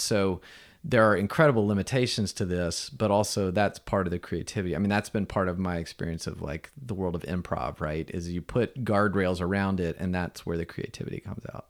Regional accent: Atlanta, Georgia, United States; me being born in Atlanta

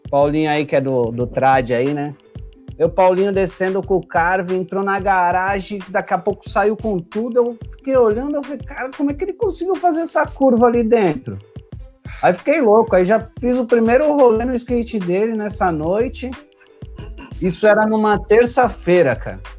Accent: São Vicente, São Paulo, Brazil; Eu sou aqui do litoral de São Paulo, São Vicente

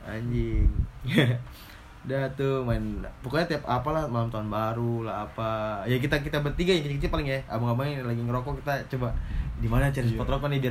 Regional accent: Sorong, Southwest Papua, Indonesia; Uh, dari Sorong, gua dari Sorong terus

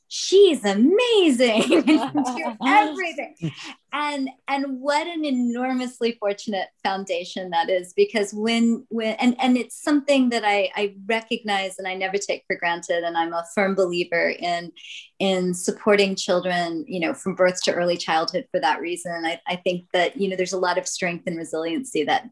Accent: Jackson, Mississippi, United States; now in San Diego, United States; So my story begins in Jackson, Mississippi. I was born in 1970

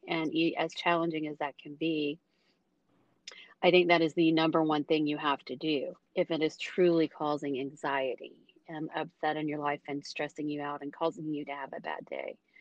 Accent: United States; as an American

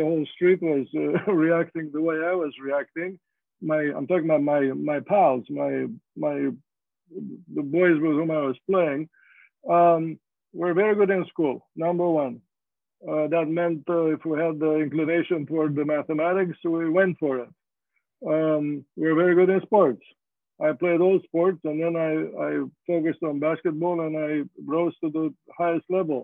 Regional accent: Romania; moved away as an adult; now in United States; I was born in Romania in 1948

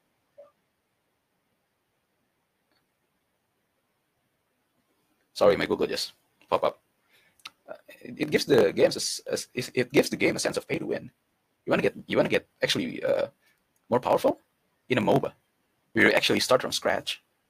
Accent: Indonesia; I come from Indonesia

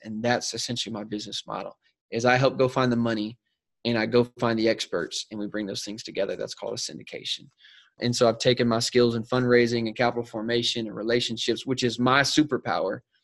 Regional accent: South Carolina, United States; moved away as an adult; now in San Diego, United States; I'm originally from South Carolina, so I'm an East Coast boy myself, born and raised

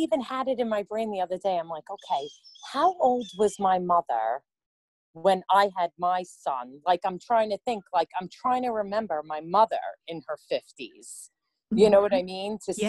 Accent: Long Island, New York, United States; So, I'm from New York. I've lived here my whole life. I'm 49, really struggling this year with turning 50.

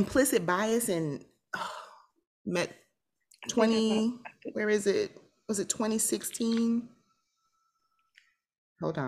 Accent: South Florida, United States; I'm from South Florida

